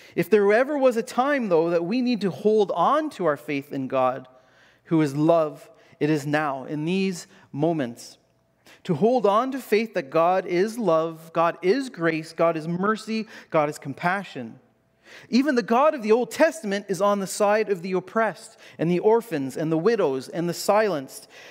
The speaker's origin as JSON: {"language": "English", "country": "Canada"}